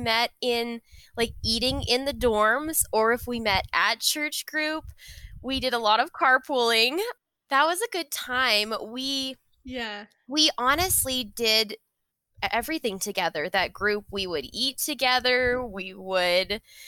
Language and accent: English; Loveland, Colorado, United States; moved away as an adult; now in Albuquerque, United States; I'm from Loveland, Colorado, originally